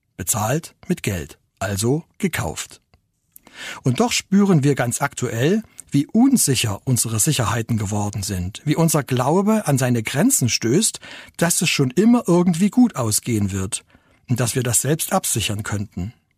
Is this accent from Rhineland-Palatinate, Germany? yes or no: no; Ore Mountains, Saxony, Germany; Bei uns im Erzgebirge